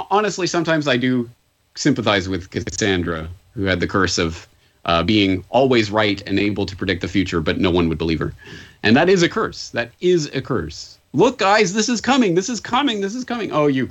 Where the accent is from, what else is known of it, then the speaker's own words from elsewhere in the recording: Canada; now in Japan; I'm a Canadian in Japan